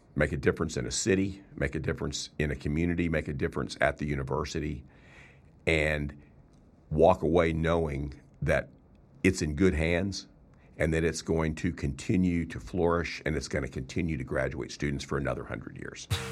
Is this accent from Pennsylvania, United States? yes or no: no; Texas, United States; moved away as an adult; also born or lived in Oklahoma / Arkansas / South Dakota; I was born and raised in Texas